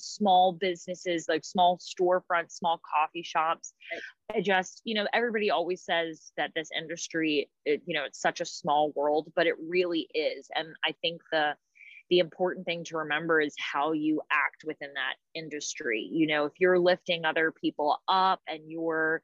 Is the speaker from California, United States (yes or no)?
no; Raleigh, North Carolina, United States; I'm from Raleigh